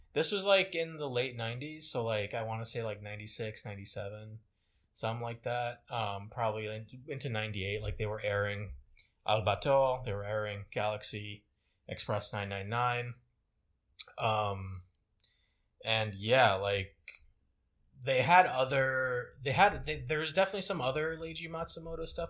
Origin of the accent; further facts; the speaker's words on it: Côte d’Ivoire; moved away; where I grew up in Cote d'Ivoire